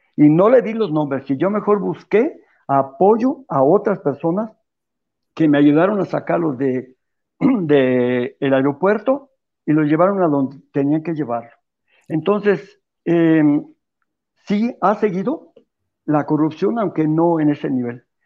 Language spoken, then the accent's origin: Spanish; Mexico; no somos gente de Biblia los católicos de México